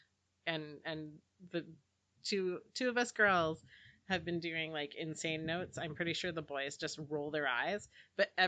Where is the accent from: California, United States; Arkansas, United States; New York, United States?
California, United States; Santa Clarita; I grew up in Santa Clarita